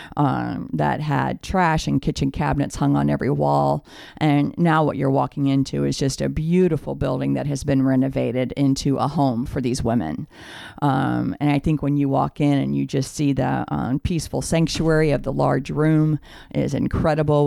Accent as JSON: {"language": "English", "town": "St. Charles", "region": "Missouri", "country": "United States", "tie": "born or raised there", "also_born_or_lived": "Ferguson, Missouri", "said": "I was born and raised in St. Charles, um, Missouri"}